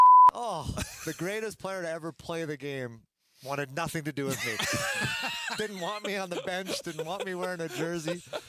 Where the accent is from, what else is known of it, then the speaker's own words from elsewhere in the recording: Edmonton, Alberta, Canada; moved away; I grew up in Edmonton.